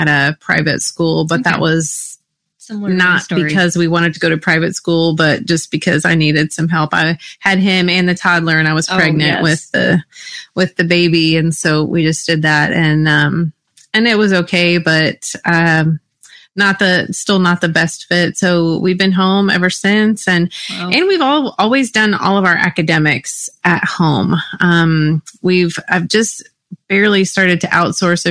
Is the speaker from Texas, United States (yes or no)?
yes; Texas, United States; I grew up in Texas